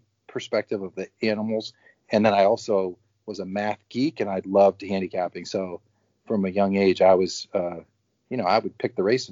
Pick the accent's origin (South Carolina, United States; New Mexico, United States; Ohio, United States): Ohio, United States; Youngstown; I grew up in Youngstown, and Youngstown's kind of a steel mill